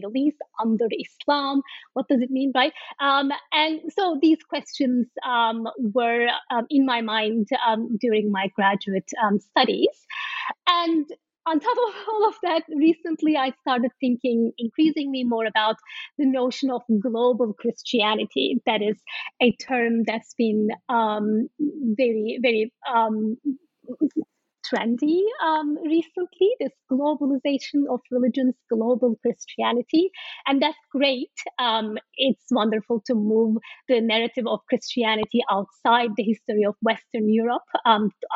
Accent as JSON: {"language": "English", "country": "Turkey", "moved": "yes", "said": "I am from Turkey, and in many ways I'm shaped by the legacies of that history"}